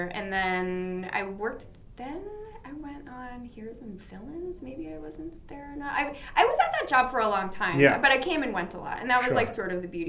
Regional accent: Boston, Massachusetts, United States; now in New York, United States

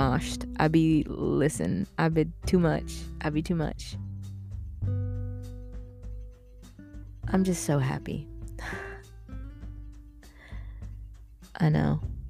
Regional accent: Philippines; I'm Filipino

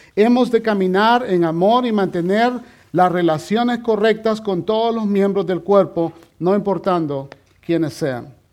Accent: El Salvador; moved away; yo he perdido varias de mis conexiones con mis familiares en mi país, en El Salvador

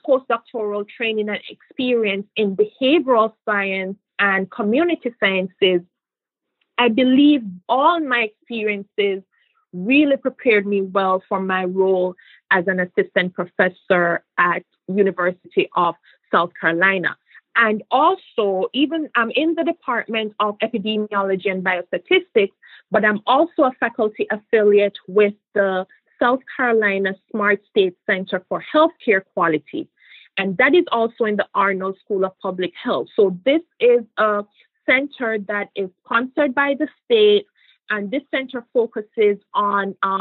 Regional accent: Jamaica; moved away as an adult; also born or lived in Lewiston, Maine / Providence, Rhode Island / Boston, Massachusetts / Florida; now in United States; even as a little girl growing up in Jamaica

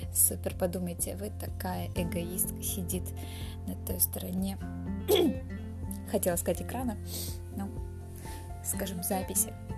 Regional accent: Dagestan, Russia; moved away as an adult; also born or lived in Krasnoyarsk, Russia; now in Turkey; сама я из Дагестана. Сейчас я живу в Турции, а родилась я а, в Сибири, в Красноярске

